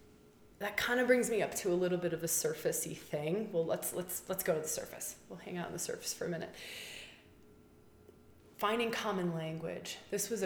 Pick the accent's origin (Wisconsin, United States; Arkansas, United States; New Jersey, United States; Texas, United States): Wisconsin, United States; moved away; also born or lived in Australia; I grew up in Wisconsin, cheesehead, Packer fan